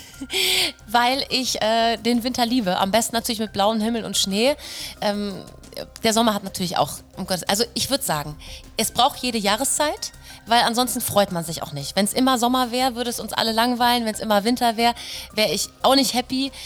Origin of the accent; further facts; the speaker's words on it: Hamburg, Germany; moved away as an adult; now in Rauenberg, Germany; ich komme aus Hamburg, ich komme aus dem Norden